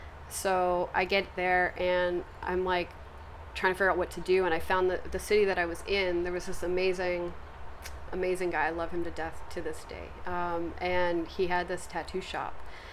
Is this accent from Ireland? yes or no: no; England, United Kingdom; born there; moved away; And I was born in England